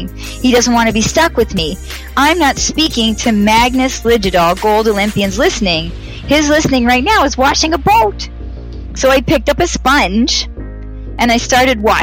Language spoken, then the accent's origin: English; Toronto, Ontario, Canada; from Toronto